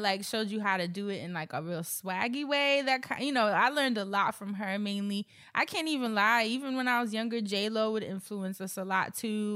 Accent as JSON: {"language": "English", "region": "New York", "country": "United States", "tie": "born or raised there", "said": "growing up in New York"}